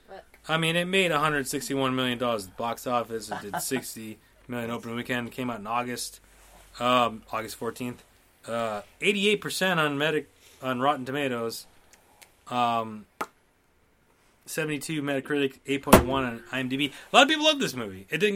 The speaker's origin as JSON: {"language": "English", "town": "Boston", "region": "Massachusetts", "country": "United States", "said": "Yeah, I'm from Boston. The Boston area"}